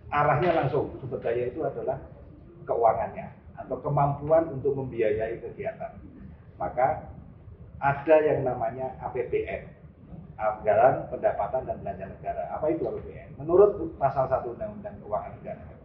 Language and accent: Indonesian; Gunungkidul, Special Region of Yogyakarta, Indonesia; born there; lahir di Gunung Kidul